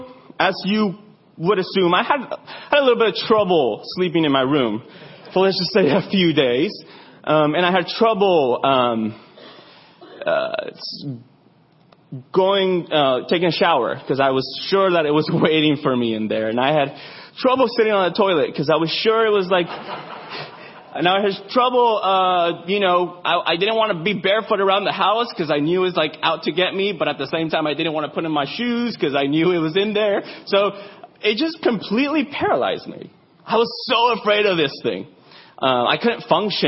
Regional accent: Arizona, United States; I grew up in Arizona, so I'm a Zoni

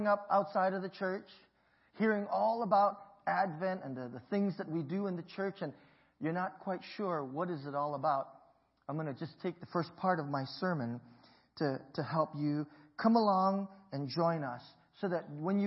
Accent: Hawaii, United States; My parents migrated from Hong Kong to Hawaii, and I was born there, and we grew up in the Chinese community

